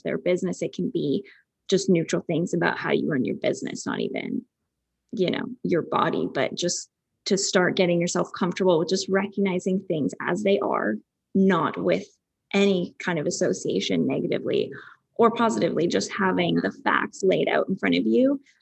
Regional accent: Calgary, Alberta, Canada; moved away as an adult; I'm from Calgary.

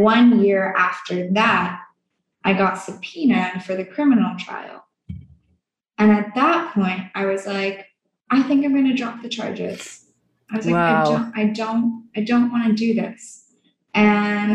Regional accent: Canada; I'm from Canada

